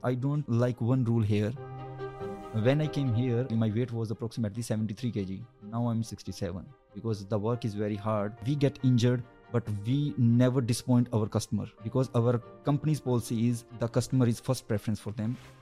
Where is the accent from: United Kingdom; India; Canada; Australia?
India; Punjab; moved away as an adult; now in Malta; I'm from Punjab. It's a state of India.